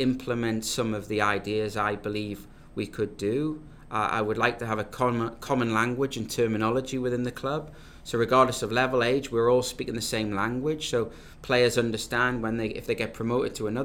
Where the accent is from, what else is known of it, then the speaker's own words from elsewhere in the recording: Newcastle upon Tyne, North East England, United Kingdom; moved away as an adult; also born or lived in Nottingham / New Jersey; now in North Carolina, United States; I am obviously from Newcastle, England, Northeast England